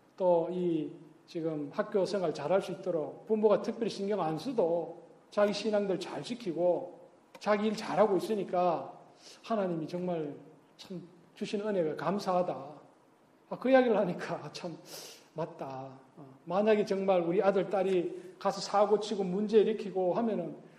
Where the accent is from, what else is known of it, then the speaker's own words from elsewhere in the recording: Gyeongsang, South Korea; 나 또 경상도 사람인데